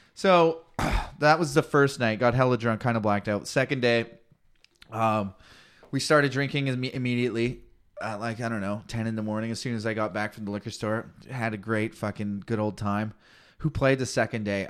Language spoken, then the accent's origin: English; Canada